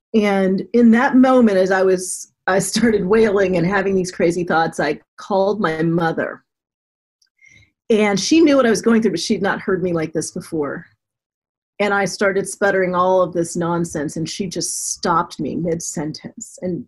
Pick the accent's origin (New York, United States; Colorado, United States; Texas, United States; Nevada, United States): Colorado, United States; Denver; also born or lived in Florida / Germany; And I grew up mostly in Denver, Colorado. I was an Air Force brat, so I was born in Florida, lived in Germany, but grew up in Colorado.